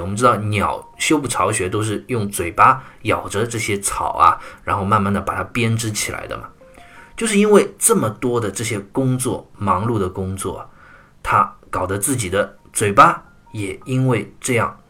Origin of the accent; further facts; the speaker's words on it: China; 我们中国人有句俗话